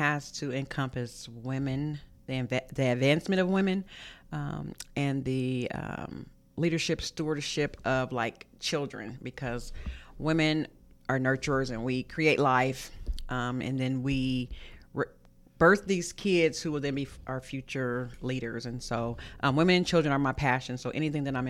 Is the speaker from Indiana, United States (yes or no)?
yes; Muncie, Indiana, United States; I am born and raised in Muncie, attended Muncie schools, and my family is here